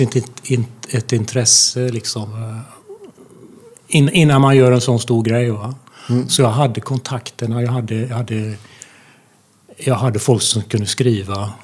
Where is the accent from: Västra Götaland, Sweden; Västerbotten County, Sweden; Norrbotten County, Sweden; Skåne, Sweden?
Västra Götaland, Sweden; Falköping; now in Gothenburg, Sweden; jag kommer från Falköping